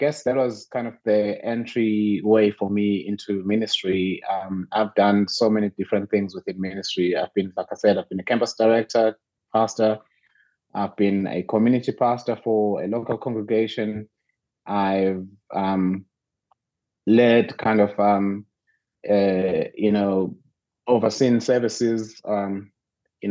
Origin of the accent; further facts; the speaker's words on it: Ulundi, KwaZulu-Natal, South Africa; also born or lived in Mtubatuba; I was born in Northern KZN. You know, I grew up in Mdubaduba and another small town called Ulundi.